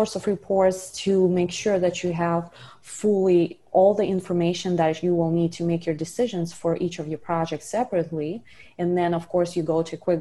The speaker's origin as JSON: {"language": "English", "country": "Russia", "moved": "as an adult", "lives_now": "South Florida, United States", "said": "I'm originally from Russia. Moved here about 10 years ago and continued on my education"}